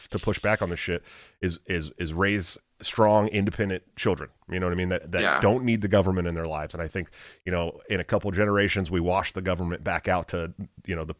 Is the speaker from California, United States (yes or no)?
yes; San Francisco Bay Area, California, United States; I grew up in the San Francisco Bay Area